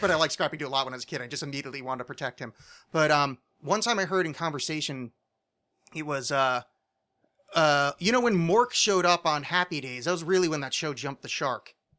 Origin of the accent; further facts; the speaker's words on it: New Jersey, United States; I'm from New Jersey